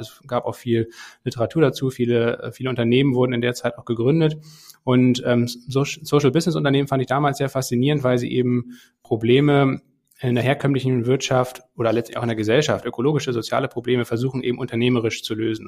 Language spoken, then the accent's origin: German; Kiel, Schleswig-Holstein, Germany; moved away as an adult; Kiel, meine Heimatstadt